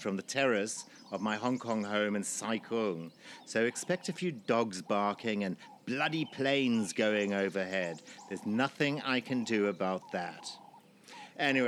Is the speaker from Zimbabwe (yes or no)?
yes; Zimbabwe; my life growing up in Zimbabwe, or formerly Rhodesia, in the 1960s and 70s